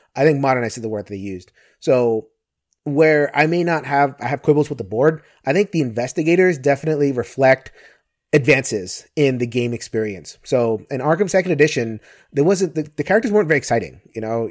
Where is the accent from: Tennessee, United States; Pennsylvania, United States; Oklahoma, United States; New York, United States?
New York, United States; New York City; I'm from New York City